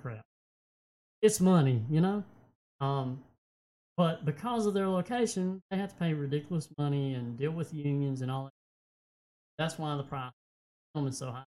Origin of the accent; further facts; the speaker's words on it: United States; I love my country. I am an American